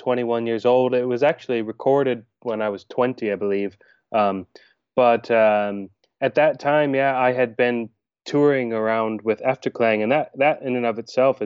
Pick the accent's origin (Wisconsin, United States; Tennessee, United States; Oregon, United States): Oregon, United States; moved away; also born or lived in Maine, United States / Denmark; I was born in Maine in the countryside, and then my family got in a Volkswagen van and drove all the way over to Oregon when I was 3.5, 4 years old. And I grew up there